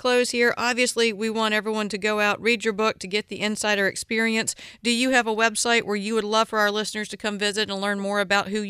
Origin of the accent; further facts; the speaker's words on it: the South, United States; I was born and raised in the South.